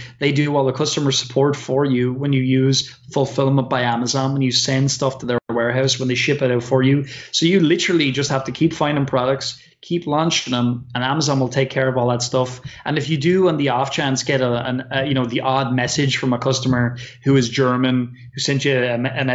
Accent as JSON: {"language": "English", "country": "Ireland", "said": "I'm an Irish person"}